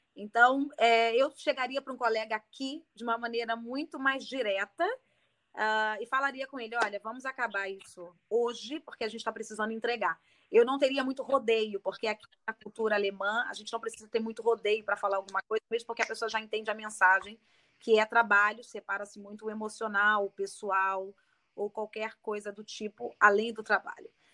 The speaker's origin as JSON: {"language": "Portuguese", "region": "Rio de Janeiro", "country": "Brazil", "accent": "carioca", "moved": "as an adult", "lives_now": "Berlin, Germany", "said": "Eu sou carioca, carioca, olha o sotaque"}